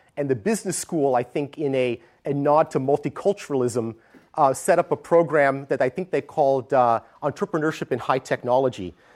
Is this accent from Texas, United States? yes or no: no; Stanford, California, United States; moved away as an adult; now in San Francisco, United States; I grew up on the Stanford campus